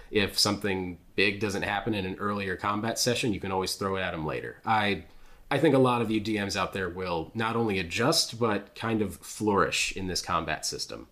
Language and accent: English; United States; as an American